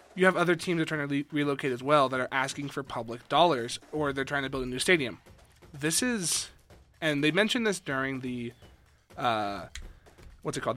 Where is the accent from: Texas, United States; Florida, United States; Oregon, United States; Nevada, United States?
Nevada, United States; Las Vegas; moved away as an adult; now in Reno, United States; being from Vegas, also, hi, I'm from Vegas.